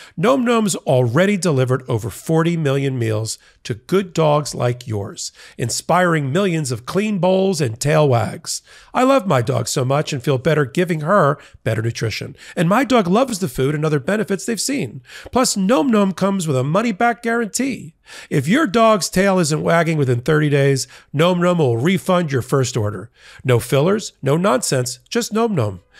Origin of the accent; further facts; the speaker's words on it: New York, United States; I grew up in New York